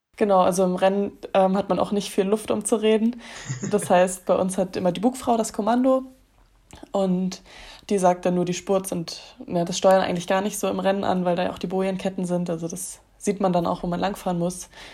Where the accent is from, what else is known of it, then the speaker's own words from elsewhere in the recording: Germany; bei uns in Deutschland